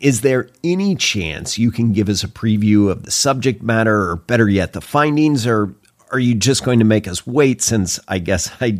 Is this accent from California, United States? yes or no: no; Oklahoma, United States; I grew up in Oklahoma.